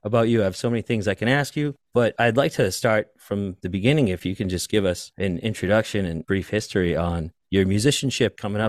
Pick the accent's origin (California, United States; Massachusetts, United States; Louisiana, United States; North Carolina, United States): Massachusetts, United States; Boston; I'm from Boston.